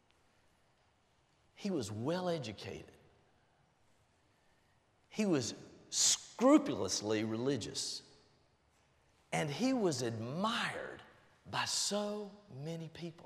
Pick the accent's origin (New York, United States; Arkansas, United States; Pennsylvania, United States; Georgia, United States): Georgia, United States; Albany; also born or lived in Blakely, Georgia; I was born in Blakely, Georgia. Grew up in Albany